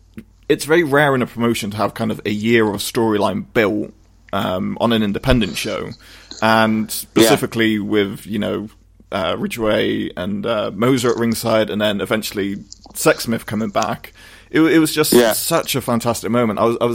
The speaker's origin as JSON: {"language": "English", "town": "Cheltenham", "region": "South West England", "country": "United Kingdom", "tie": "born or raised there", "said": "Oh, you know, back in Cheltenham."}